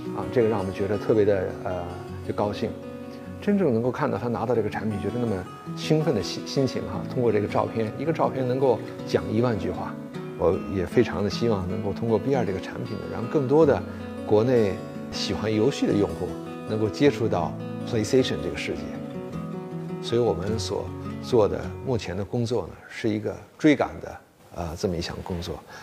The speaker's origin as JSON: {"language": "Chinese", "region": "Beijing", "country": "China", "tie": "born or raised there", "also_born_or_lived": "Japan", "moved": "as an adult", "said": "我是在中国出生的，小的时候回了日本，然后又回到中国来。所以从小学、中学、高中、大学一直都是在北京度过的"}